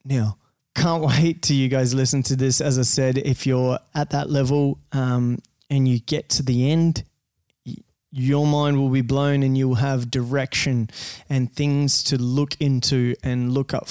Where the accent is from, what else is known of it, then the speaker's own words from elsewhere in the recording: rural Rio region, Rio de Janeiro, Brazil; now in Australia; I come from a farm like in rural Brazil, right? In the middle of bumfuck nowhere. Like it's a little out, it's still Rio region. So I'm from Rio